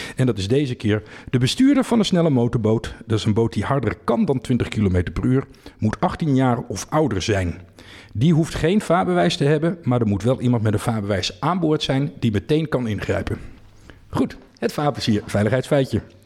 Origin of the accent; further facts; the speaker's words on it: Friesland, Netherlands; moved away; Ik ben een Fries van, eh, van huis uit